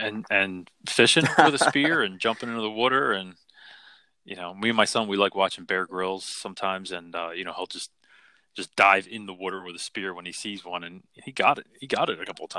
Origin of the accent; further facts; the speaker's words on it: Philadelphia, Pennsylvania, United States; I grew up in Philly.